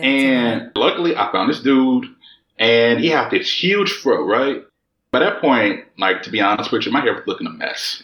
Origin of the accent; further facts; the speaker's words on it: United States; accent: American; moved away as an adult; now in Germany; being African American outside of the United States